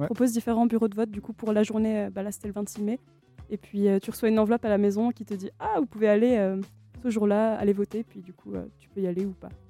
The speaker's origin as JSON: {"language": "French", "country": "France", "moved": "yes", "said": "mon pays d'origine"}